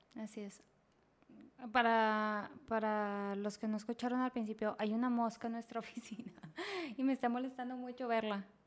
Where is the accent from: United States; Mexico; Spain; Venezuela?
Mexico; Monterrey, Nuevo León; nosotros somos de Monterrey